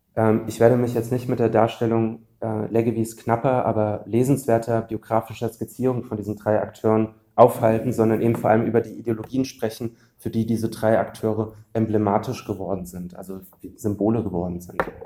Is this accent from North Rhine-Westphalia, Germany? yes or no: no; Frankfurt am Main, Hesse, Germany; der größte Arbeitgeber meiner Heimatstadt, ähm, das ist die Fraport AG